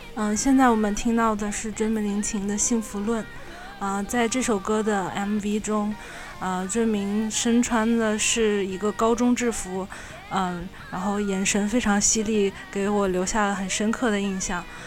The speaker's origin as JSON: {"language": "Chinese", "town": "Wuhan", "region": "Hubei", "country": "China", "said": "我来自武汉"}